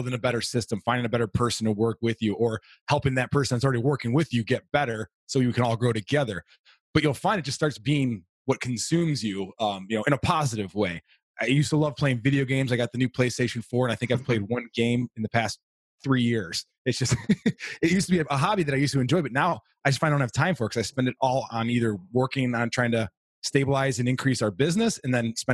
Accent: Florida, United States; also born or lived in Alaska; I was actually born in Alaska. My dad was working in the oil fields in Prudhoe Bay. So I was born there, moved to Florida through most of elementary and part of middle school.

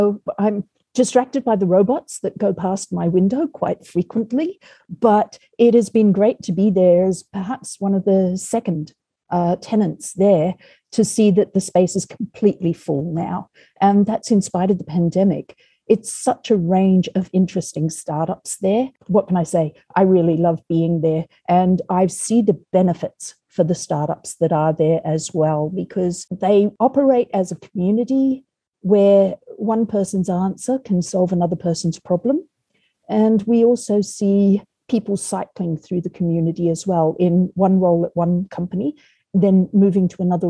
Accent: Australia; moved away as an adult; now in United States; I came over from Australia in 2010. I was finishing up my master's in human-robot interaction, or human-robot culture.

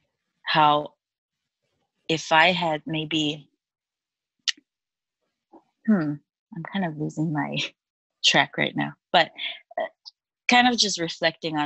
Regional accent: Chuuk, Micronesia; moved away as an adult; also born or lived in Guam; now in United States; I was born and raised in Chuuk, and I went to Guam in 2012.

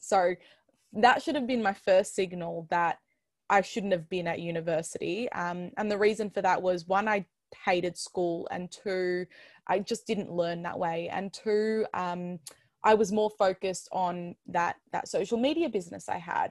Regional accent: Melbourne, Victoria, Australia; I'm from Melbourne, Australia

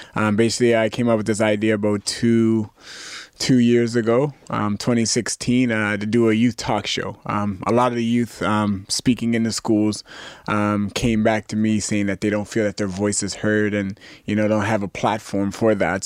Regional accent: Canada; as a Canadian cadet

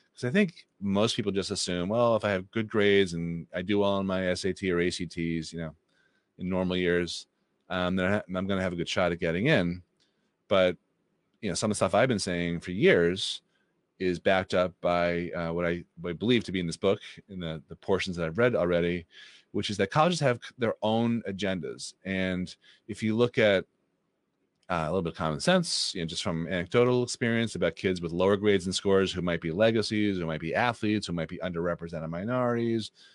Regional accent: Boston, Massachusetts, United States; who I grew up with in the Boston area

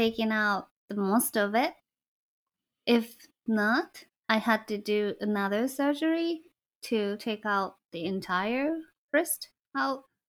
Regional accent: Kyoto, Japan; moved away; I went back to Kyoto, to my hometown

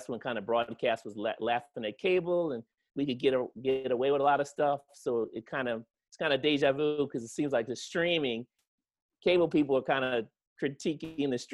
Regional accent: Yeadon, Pennsylvania, United States; moved away as an adult; now in Pasadena, United States; I'm originally from Pennsylvania, a small town called Yaden, Pennsylvania

